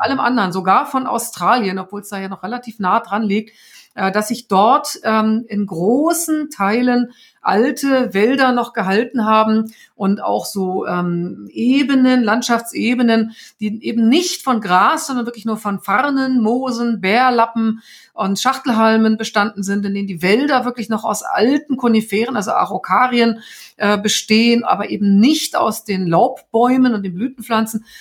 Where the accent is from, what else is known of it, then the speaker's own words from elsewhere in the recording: Germany; Bei uns in Deutschland